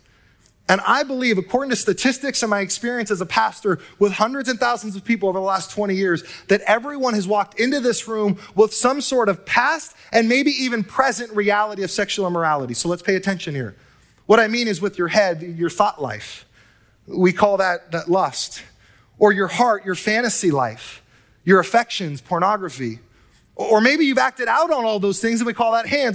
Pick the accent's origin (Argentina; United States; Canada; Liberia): United States; Southern California; now in Northern California, United States; I hail from Southern California and SoCal